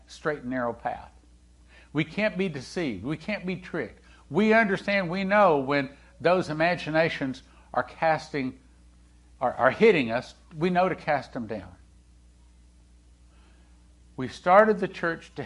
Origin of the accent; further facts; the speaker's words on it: Texas, United States; also born or lived in Topeka, Kansas; when Leslie and I moved from Topeka, Kansas, back down to Texas, where, you know, Texas is home